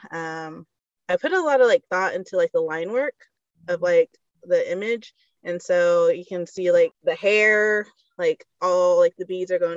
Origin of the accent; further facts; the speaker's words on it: Seminole, Oklahoma, United States; now in Sperry, United States; Seminole though.